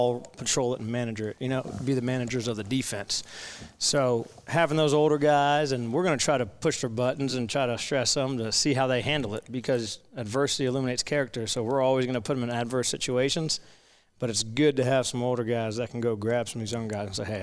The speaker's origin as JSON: {"language": "English", "region": "Florida", "country": "United States", "moved": "as an adult", "said": "I'm from Florida, so I spent 22 years on there"}